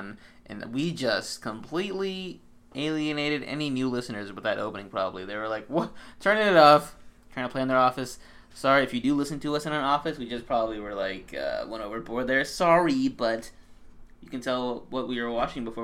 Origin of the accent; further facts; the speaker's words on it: Arizona, United States; we're from Arizona